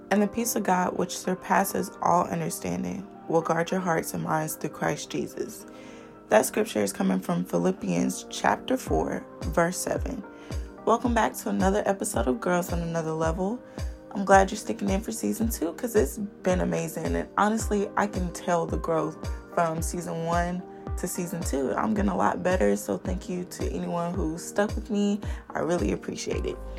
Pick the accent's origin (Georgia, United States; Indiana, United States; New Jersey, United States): Georgia, United States; Columbus; that's where I'm from.